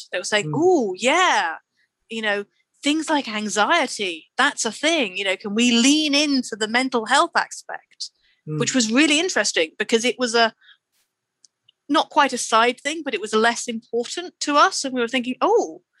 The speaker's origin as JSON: {"language": "English", "country": "United Kingdom", "said": "so we are from the UK, you know, we're all British"}